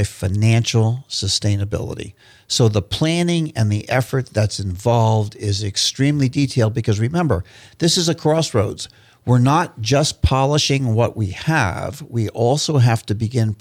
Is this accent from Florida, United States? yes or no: yes; St. Petersburg, Florida, United States; Grew up in St. Petersburg, Florida, and love my Florida